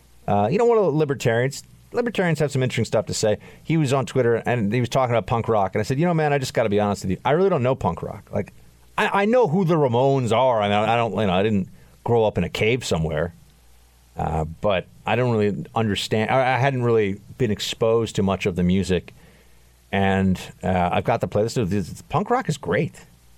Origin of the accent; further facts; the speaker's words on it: Grand Junction, Colorado, United States; Yes, I grew up on country music, and I'm from Grand Junction, Colorado.